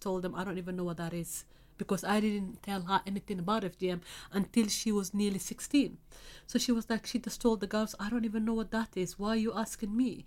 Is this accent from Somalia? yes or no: yes; Somalia; now in United Kingdom; I'm from Africa, specifically East Africa, Somalia